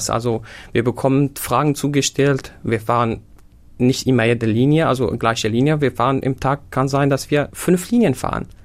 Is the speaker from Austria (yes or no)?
no; Syria; German is a second language; moved away as an adult; now in Germany; Äh, geboren bin ich in Syrien. Gekommen bin ich nach Deutschland seit sieben Jahren. Ich habe mein Abitur in Syrien gemacht im Jahr 2014.